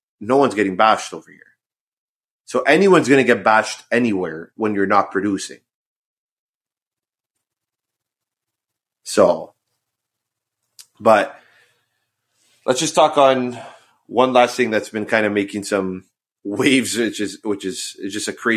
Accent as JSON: {"language": "English", "country": "Canada", "said": "As a Canadian"}